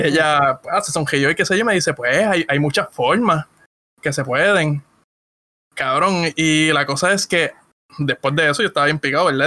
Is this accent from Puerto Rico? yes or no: yes; Ponce, Puerto Rico; moved away; yo soy de Ponce